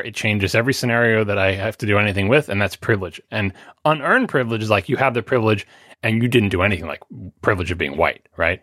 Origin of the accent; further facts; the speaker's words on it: New York, United States; I am from New York